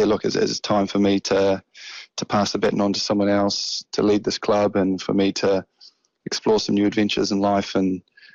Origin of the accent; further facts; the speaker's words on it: Auckland, New Zealand; I've loved representing my hometown